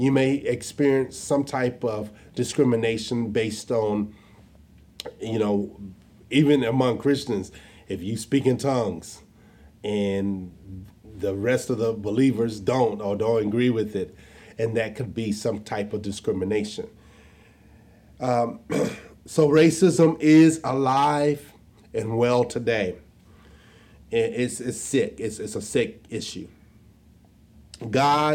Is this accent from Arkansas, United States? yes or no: yes; Jonesboro, Arkansas, United States; I was born and raised in Jonesboro, Arkansas